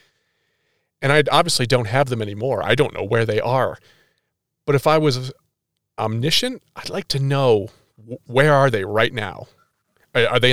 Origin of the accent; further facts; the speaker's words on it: Northeast, United States; I'm from the Northeast. We had a really crummy store called Caldor.